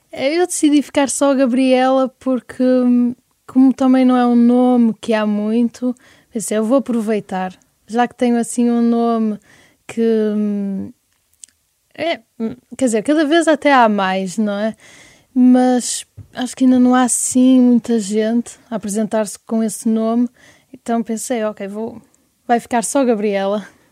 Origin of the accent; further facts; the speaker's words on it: Francelos, Norte, Portugal; also born or lived in Porto; eu sempre vivi em Francelos. Nasci no Porto, mas o, os meus pais têm uma casa em Francelos